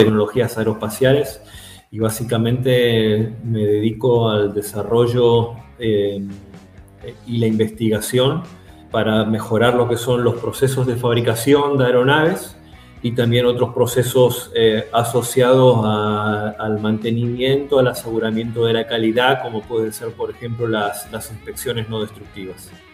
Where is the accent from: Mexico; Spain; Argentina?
Argentina; now in Germany